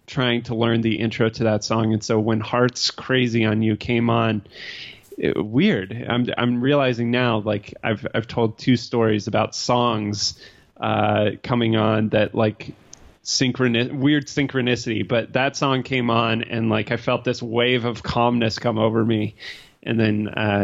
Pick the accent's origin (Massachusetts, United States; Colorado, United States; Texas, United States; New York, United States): Colorado, United States; I grew up in Colorado